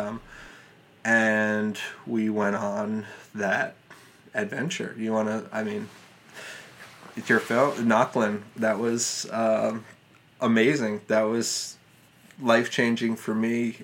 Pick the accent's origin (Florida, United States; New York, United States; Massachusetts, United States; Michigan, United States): New York, United States; New York City; I grew up in Manhattan